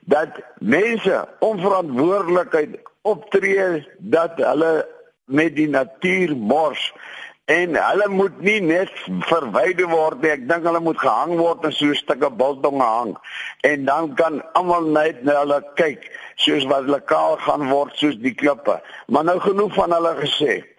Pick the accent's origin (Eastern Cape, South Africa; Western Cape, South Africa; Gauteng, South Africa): Western Cape, South Africa; between Hartenbos and Klein-Brakrivier; moved away; my grootword plekke daar tussen Hartenbosse en Kleinbrak rivier